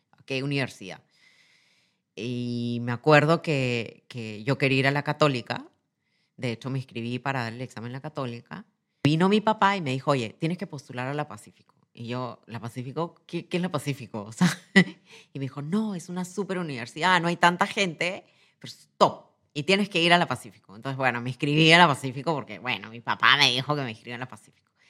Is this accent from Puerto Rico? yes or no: no; Lima, Peru; Nací en Lima, en una familia joven